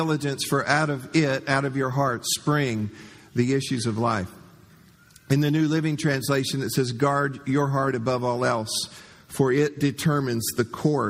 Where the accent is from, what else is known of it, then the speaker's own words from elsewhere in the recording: Florida, United States; growing up in Florida